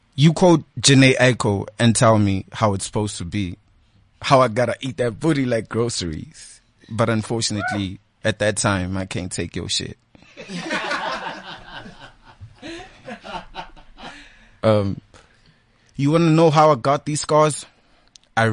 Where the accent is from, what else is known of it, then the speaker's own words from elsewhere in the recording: Malamulele, Limpopo, South Africa; moved away; I'm originally from Limpopo in a small town called Malamlele